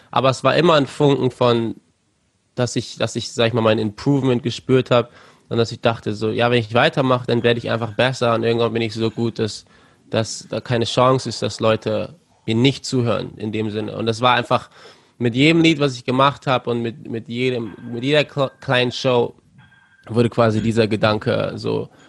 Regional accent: Germany; also born or lived in Cape Town, South Africa; Und dann zwei Jahre später wurde ich in Kapstadt geboren. Aber habe dann nur zwei Jahre da verbracht und dann äh, nach Deutschland gezogen.

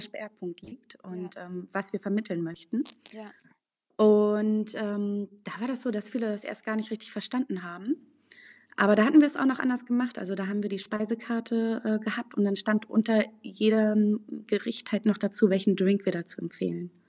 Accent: Berlin, Germany; now in Münster, Germany; ich bin in Berlin groß geworden

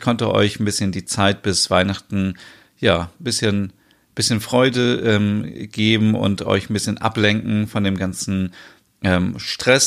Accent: Germany; bei uns in Deutschland

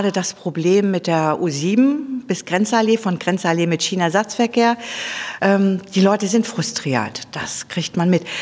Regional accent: Flensburg, Schleswig-Holstein, Germany; also born or lived in Osnabrück; now in Berlin, Germany; Ich komme ursprünglich aus Flensburg, habe fast 30 Jahre in Osnabrück gelebt, bin da schon Bus gefahren und davor bin ich LKW gefahren.

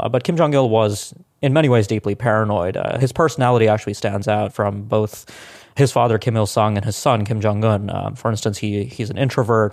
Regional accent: India; now in United States; I was born in India in the late nineteen nineties. I was actually, uh, in India when India broke out as a nuclear weapons state

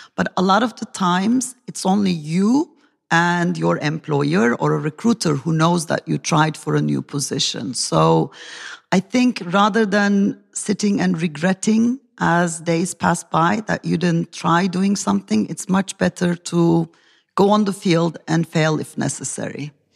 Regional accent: Turkey; from Turkey

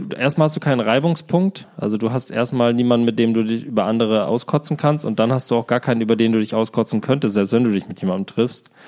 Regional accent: Germany; moved away as an adult; also born or lived in Berlin; in diesem meinem Heimatdorf

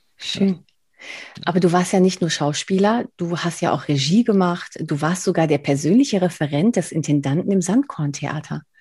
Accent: Spain; Ich bin, ich bin Spanierin, also ich kann definitiv nicht Berlinerisch

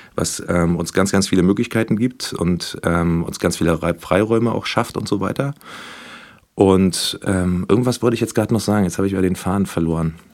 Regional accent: Berlin, Germany; Ich komme hier aus Berlin. Ich bin sogar hier um die Ecke aufgewachsen

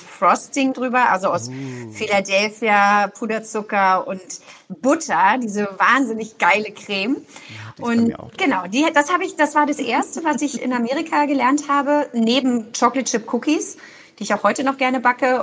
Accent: Berlin, Germany; moved away as an adult; now in Cologne, Germany; Ich bin ja Berlinerin und wohne in Köln und arbeite in Berlin

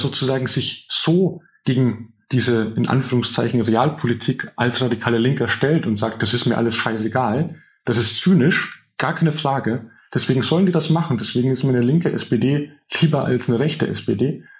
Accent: Altötting district, a small village in Upper Bavaria, Germany; now in Berlin, Germany; ich bin in einem kleinen oberbayerischen Dorf aufgewachsen im Landkreis, der siebzig Prozent C S U-Wählerinnen hat

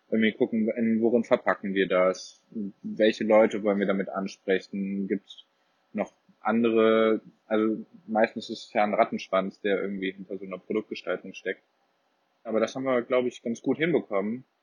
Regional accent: Cologne, North Rhine-Westphalia, Germany; ich komme ursprünglich aus Köln, wie auch der Chris, der auch Mitgründer ist.

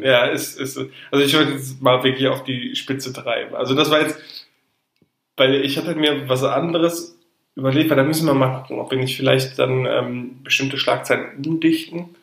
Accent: Ruhr area, North Rhine-Westphalia, Germany; Wir kommen aus dem Ruhrgebiet.

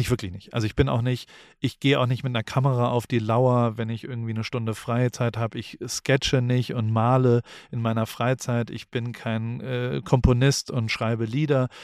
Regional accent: Heidelberg, Baden-Württemberg, Germany; moved away; der in Heidelberg groß geworden ist, in, in Neuenheim aufgewachsen ist

